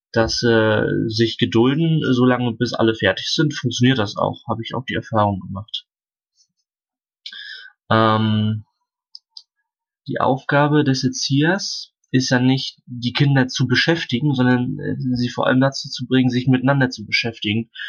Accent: Sternberg, Mecklenburg-Vorpommern, Germany; ich bin aus dem Amt Sternberg, das ist also mitten im Herzen Mecklenburgs.

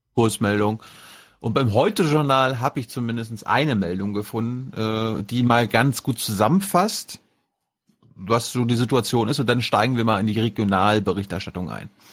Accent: Mecklenburg-Vorpommern, Germany; now in Berlin, Germany; nach MacPom, zu meiner Heimat

